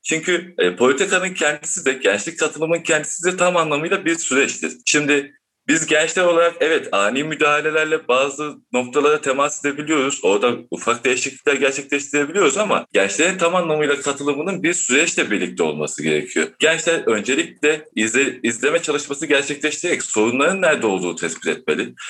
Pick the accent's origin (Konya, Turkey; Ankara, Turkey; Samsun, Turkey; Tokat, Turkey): Samsun, Turkey; Çarşamba; ben Çarşamba'da doğdum büyüdüm. Çarşambalıyım